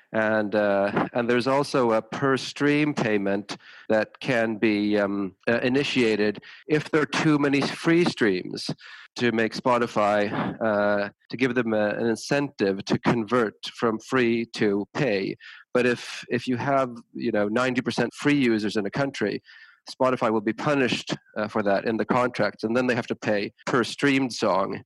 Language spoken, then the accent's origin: English; Tucson, Arizona, United States; moved away as an adult; now in Sweden; I grew up in the States, partially. I, I went to high school and college in Tucson, Arizona